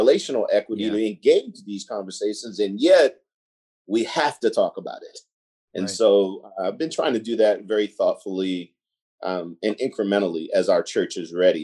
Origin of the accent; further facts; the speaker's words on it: Baltimore, Maryland, United States; I grew up in East Baltimore for the most part.